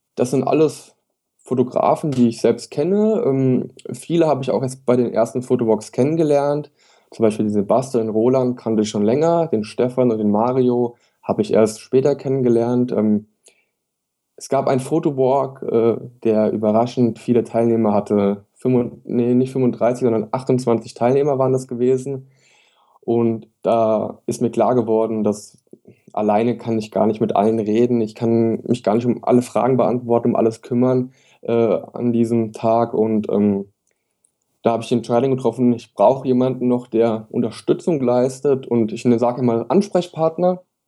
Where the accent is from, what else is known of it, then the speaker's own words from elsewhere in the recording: Wiesbaden, Hesse, Germany; komme aus Wiesbaden, gebürtiger Hesse